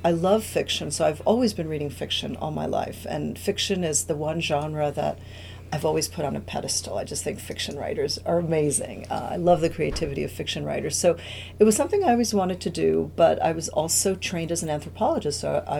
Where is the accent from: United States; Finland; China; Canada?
United States; New York; English is a second language; also born or lived in Cuba; I am an immigrant from Cuba. I arrived as a child to New York and had to learn English, had to learn, you know, a whole new way of doing things in the United States.